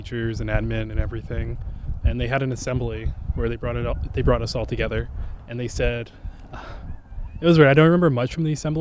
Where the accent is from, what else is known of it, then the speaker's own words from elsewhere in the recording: Edmonton, Alberta, Canada; I grew up like Somali in Edmonton